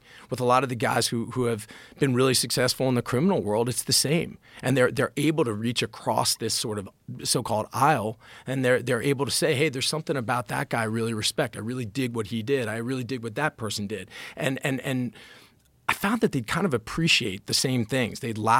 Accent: Washington, District of Columbia, United States; I'm very grateful for kind of how I grew up and where I grew up. I grew up in Washington.

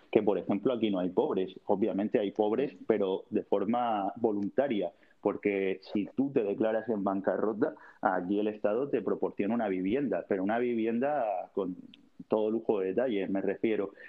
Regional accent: Cabo de Palos, Region of Murcia, Spain; Me iría a cabo de palos de donde soy yo

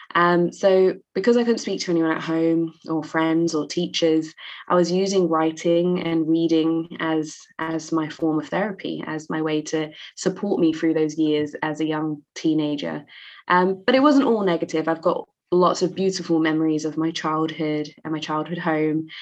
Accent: London, United Kingdom; I grew up in East London, um, which in the UK is a very diverse and, and multicultural part of the UK.

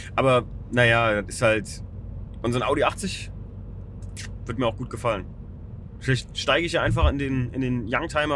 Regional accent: Germany; Ferienort, in dem wir uns hier gerade befinden, ja, mein, mein Heimatort

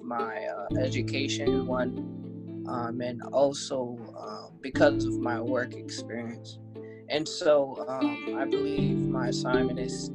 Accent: New York City, New York, United States; born and raised in Brooklyn, New York

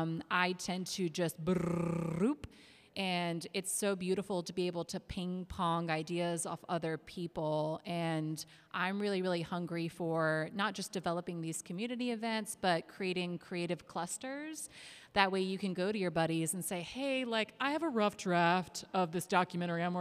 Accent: Charlotte, North Carolina, United States; I am from Charlotte originally, and when I first moved back

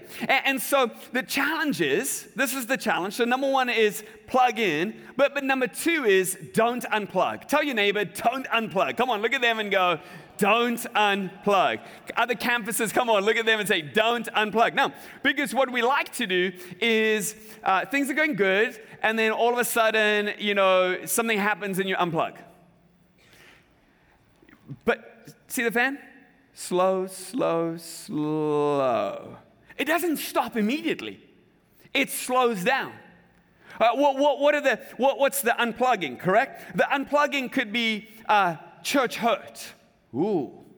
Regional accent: South Africa; I remember as a kid growing up in South Africa, we had these very large game reserves

